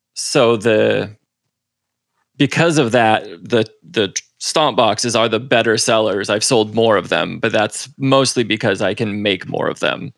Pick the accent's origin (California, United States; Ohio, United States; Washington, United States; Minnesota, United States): Washington, United States; Seattle; moved away as an adult; now in Los Angeles, United States; I was born and raised up in Seattle and then about ten years ago moved down here with my girlfriend